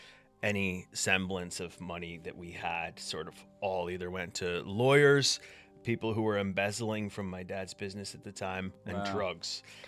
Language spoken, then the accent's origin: English; United States; accent: mishmash; also born or lived in Scotland / England; now in United Kingdom; I'm American. My accent, I've been told, is a bit of a mishmash at this point.